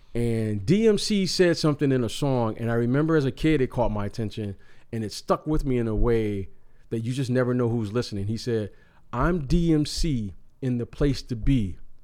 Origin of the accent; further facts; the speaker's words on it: Detroit, Michigan, United States; as a young kid growing up in Detroit